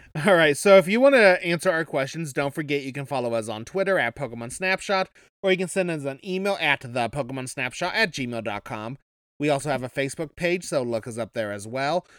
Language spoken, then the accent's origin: English; Kansas, Midwest, United States; I come from the Midwest